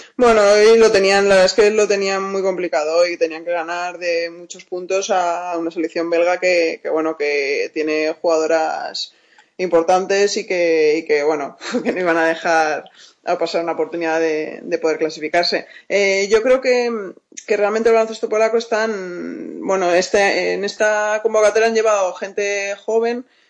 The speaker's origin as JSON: {"language": "Spanish", "country": "Spain", "moved": "as an adult", "said": "yo soy la única española"}